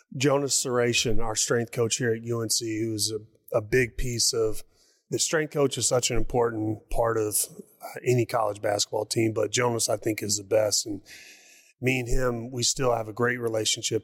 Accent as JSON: {"language": "English", "town": "Poplar Bluff", "region": "Missouri", "country": "United States", "tie": "born or raised there", "also_born_or_lived": "North Carolina / China", "moved": "as an adult", "said": "Poplar Bluff, small community, southeast Missouri. Uh, it's, the state makes a boot hill, so we're right above the boot hill. Um, and I love my hometown, very proud of it."}